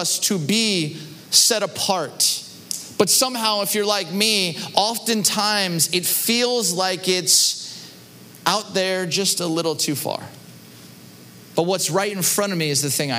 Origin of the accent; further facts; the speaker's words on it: Southern California, United States; moved away as an adult; now in Chicago, United States; Growing up in Southern California